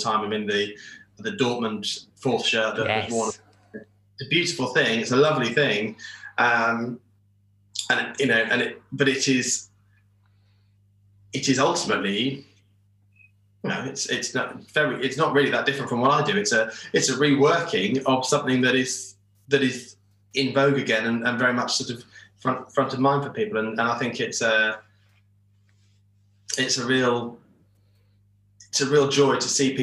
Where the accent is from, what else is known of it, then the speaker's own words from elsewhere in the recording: Peterborough, East of England, United Kingdom; where I grew up, which is Peterborough